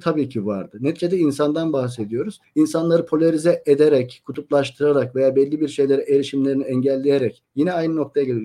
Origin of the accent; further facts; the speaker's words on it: Antalya, Turkey; ben Antalyalıyım